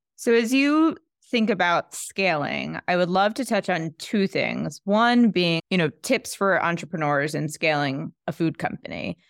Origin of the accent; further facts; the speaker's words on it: New York, United States; as a New Yorker